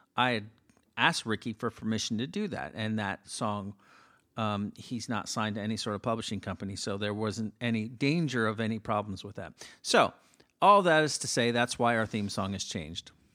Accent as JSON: {"language": "English", "town": "Miami", "region": "Florida", "country": "United States", "said": "I'm from Miami"}